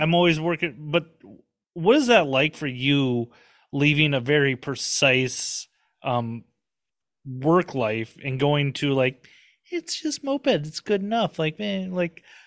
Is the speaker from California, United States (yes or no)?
no; Minnesota, United States; I'm from Minnesota.